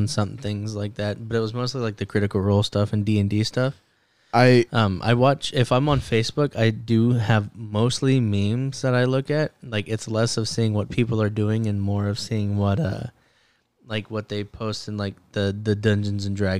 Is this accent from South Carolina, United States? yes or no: no; Texas City, Texas, United States; I was born in Texas City.